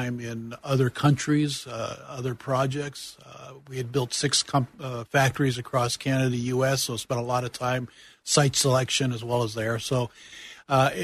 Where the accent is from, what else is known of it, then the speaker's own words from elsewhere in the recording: Youngstown, Ohio, United States; moved away as an adult; also born or lived in Cleveland, Ohio / Akron, Ohio; now in Longwood, United States; I am not from Longwood. I grew up in Youngstown, Ohio, and spent most of my years in the greater Cleveland, Akron area.